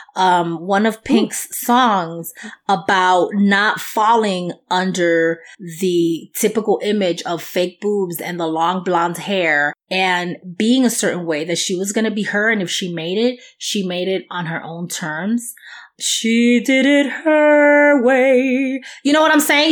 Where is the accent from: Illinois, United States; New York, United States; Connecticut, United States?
New York, United States; accent: New York; my New York accent